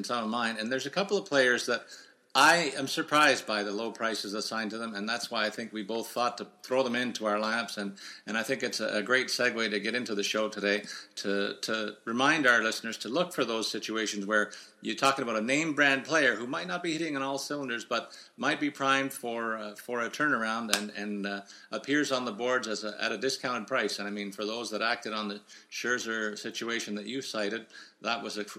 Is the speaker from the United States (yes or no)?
no; Canada; as a Canadian